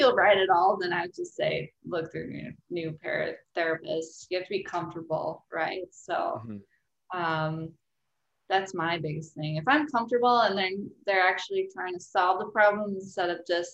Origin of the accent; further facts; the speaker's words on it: Wisconsin, United States; also born or lived in Las Vegas; now in Washington, United States; back home in Wisconsin. I'm from Wisconsin